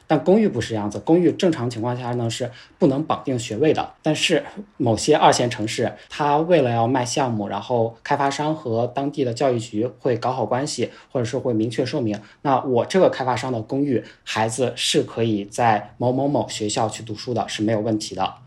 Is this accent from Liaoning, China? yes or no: yes; Dalian, Liaoning, China; also born or lived in Beijing; now in Nanning, China; 我的第一套房是二零一七年买的，买的是在我的省会城市，我是大连人嘛，买在了沈阳